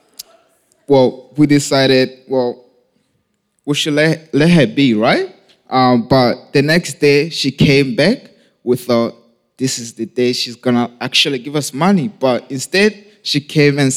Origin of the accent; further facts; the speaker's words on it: Lesotho; I was born and raised in Lesotho, South Africa